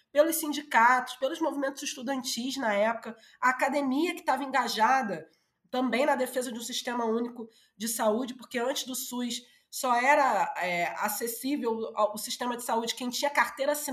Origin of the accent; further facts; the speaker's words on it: Brazil; porque eu cresci na Zona Norte